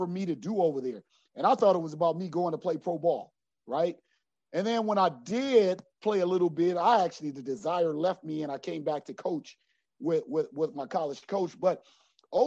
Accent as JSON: {"language": "English", "town": "Los Angeles", "region": "California", "country": "United States", "tie": "born or raised there", "said": "I'm from South Central"}